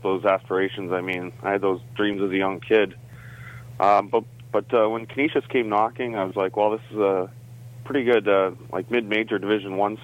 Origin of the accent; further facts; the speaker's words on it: Guelph, Ontario, Canada; as a Canadian